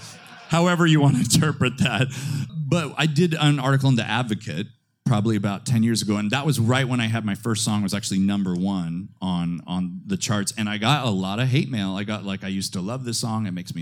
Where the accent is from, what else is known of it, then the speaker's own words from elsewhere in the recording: Midwest, United States; now in New York City, United States; But I really look at it as a blessing, and because I am, I'm from the Midwest.